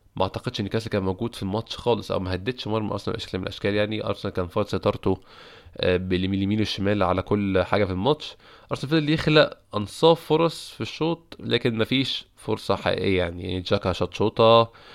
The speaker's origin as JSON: {"language": "Arabic", "country": "Egypt", "said": "عندنا في مصر"}